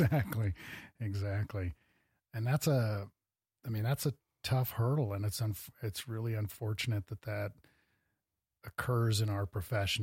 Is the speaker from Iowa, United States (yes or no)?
yes; Cedar Falls, Iowa, United States; now in Bozeman, United States; I was born in Iowa